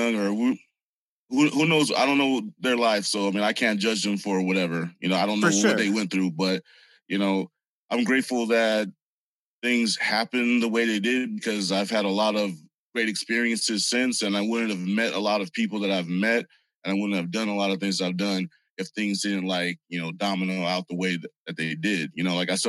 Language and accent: English; San Bernardino, California, United States; also born or lived in Hollywood, California / Inglewood, California / Whittier, California; I grew up in San Bernardino